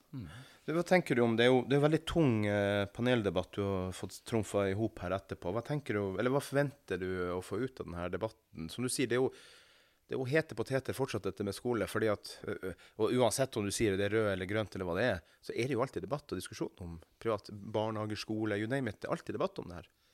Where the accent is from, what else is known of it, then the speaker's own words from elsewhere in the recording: Northern Norway, Norway; oss nordlendingene